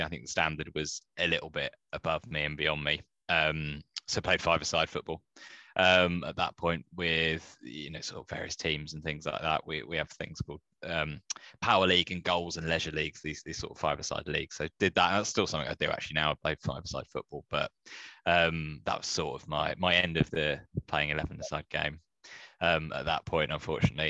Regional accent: Aylesbury, South East England, United Kingdom; my hometown club, Aylesbury United

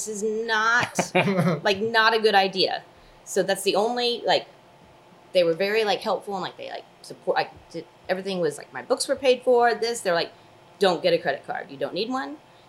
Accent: Dallas, Texas, United States; moved away as an adult; also born or lived in Oklahoma; Born and raised in Dallas, but kind of needed a smaller college to...

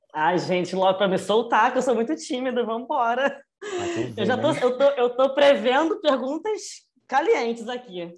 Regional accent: Rio de Janeiro, Brazil; tenho 24 anos, sou do Rio

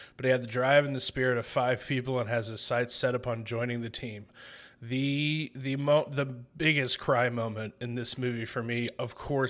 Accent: South Bend, Indiana, United States; born there; We're from South Bend, Indiana. My whole family was raised there. I was born there. I was the only one not raised there.

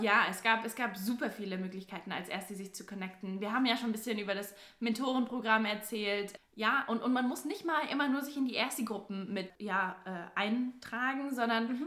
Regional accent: near Stuttgart, Baden-Württemberg, Germany; moved away as an adult; now in Bayreuth, Germany; ich komme ursprünglich aus der Nähe von Stuttgart

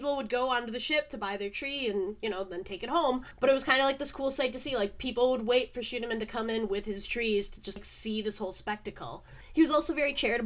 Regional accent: Lake Michigan, Great Lakes, United States; I grew up on Lake Michigan, so I gotta stay true to the home lake

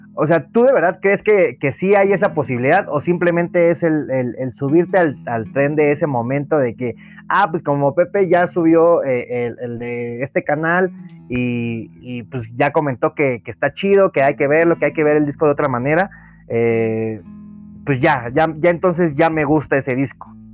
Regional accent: Mexico; uno como, mexicano

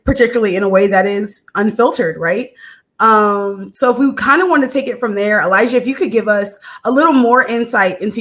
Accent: Dallas, Texas, United States; my hometown of Dallas, Texas

